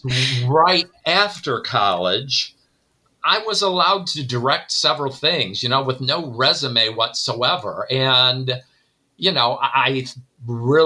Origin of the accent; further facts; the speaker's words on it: Northwest Ohio, United States; moved away as an adult; now in Elgin, United States; I grew up in Northwest Ohio